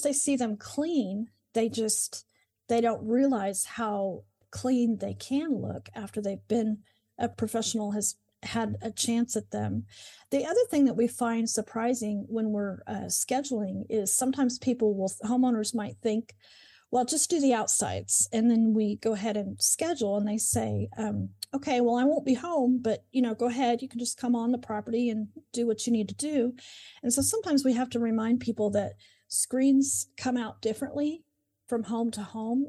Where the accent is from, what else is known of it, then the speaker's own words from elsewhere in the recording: Moore, Oklahoma, United States; I grew up in Oklahoma, in Moore, Oklahoma, and have lived here most of my life